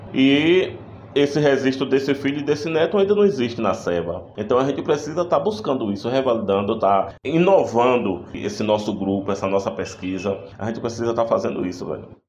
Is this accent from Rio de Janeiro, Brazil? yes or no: no; Antônio Cardoso, Bahia, Brazil; Nasci em Antônio Cardoso e moro até hoje em Antônio Cardoso